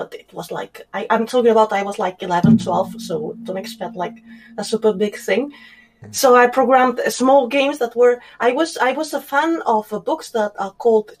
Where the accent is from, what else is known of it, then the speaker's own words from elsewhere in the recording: Spain; English is a second language; moved away; also born or lived in south of Germany; I grew up half in Spain, half in Germany, in the south of Germany. And I was born in Spain.